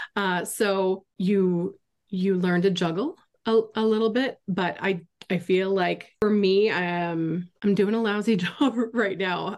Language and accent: English; Florida, United States; moved away as an adult; also born or lived in Arizona; I grew up in Florida